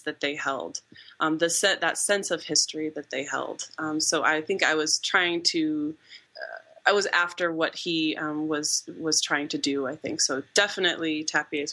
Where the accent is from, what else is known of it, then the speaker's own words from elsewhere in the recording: Omaha, Nebraska, United States; moved away as an adult; also born or lived in Missouri / Illinois; I grew up in Nebraska